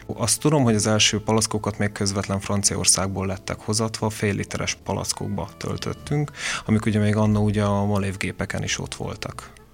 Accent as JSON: {"language": "Hungarian", "town": "Veszprém", "region": "Veszprém County", "country": "Hungary", "tie": "born or raised there", "also_born_or_lived": "Mátra", "moved": "as an adult", "said": "Én az ország másik végéről jöttem vissza, mert ugye én Veszprémi születésű vagyok"}